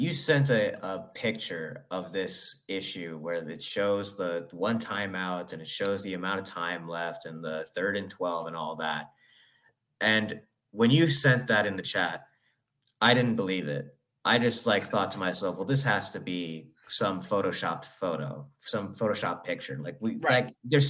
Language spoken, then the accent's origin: English; Florida, United States; We're from Florida, where this is fucking Detroit.